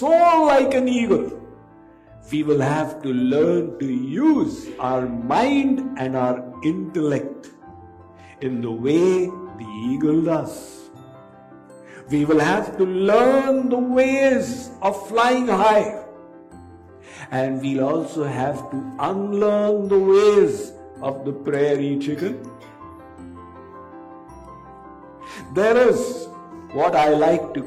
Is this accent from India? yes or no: yes; India; when I was growing up in India, when I was a schoolboy in middle school